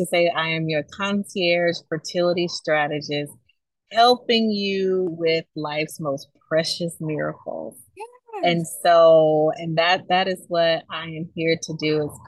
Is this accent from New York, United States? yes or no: no; Camilla, Georgia, United States; I grew up in Camilla, Georgia.